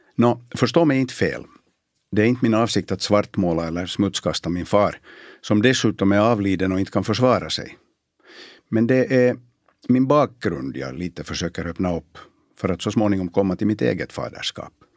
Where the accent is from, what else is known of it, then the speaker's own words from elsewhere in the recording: Bromarv, Uusimaa, Finland; moved away; Jag växte upp på landet i Bromarv, i slutet av 60 och början av 70-talet.